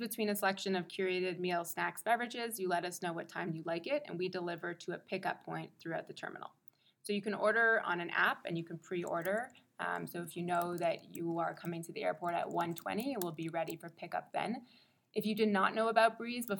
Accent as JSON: {"language": "English", "town": "Montreal", "region": "Quebec", "country": "Canada", "tie": "born or raised there", "moved": "as an adult", "lives_now": "New York, United States", "said": "I'm born and raised in Montreal, super Canadian"}